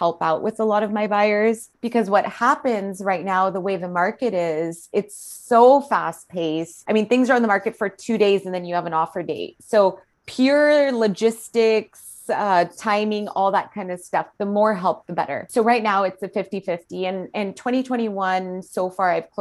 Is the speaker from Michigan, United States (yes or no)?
no; Fremont, California, United States; moved away as an adult; also born or lived in Chicago, Illinois; my husband and I actually decided to move to my hometown, which was Fremont, California